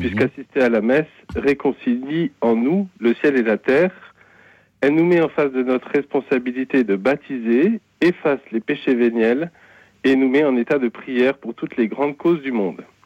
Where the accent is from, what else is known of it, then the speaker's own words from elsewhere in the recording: Corsica, France; now in Lorraine, France; je suis corse d'origine